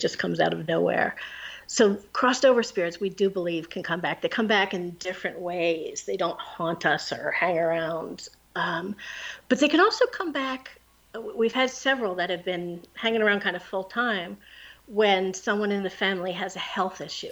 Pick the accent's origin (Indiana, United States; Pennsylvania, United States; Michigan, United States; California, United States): Pennsylvania, United States; now in New Jersey, United States; I'm from Pennsylvania